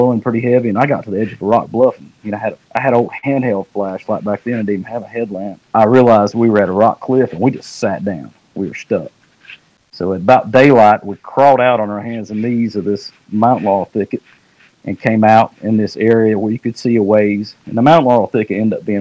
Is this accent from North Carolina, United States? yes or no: yes; North Carolina, United States; when I grew up in North Carolina, and in this area in North Carolina, when I was a kid